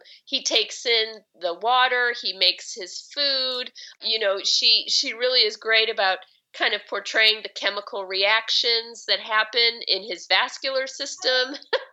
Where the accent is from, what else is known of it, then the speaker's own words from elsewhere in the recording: Chicago, Illinois, United States; now in Seattle, United States; I didn't grow up having a garden, and I grew up in Chicago and, in the city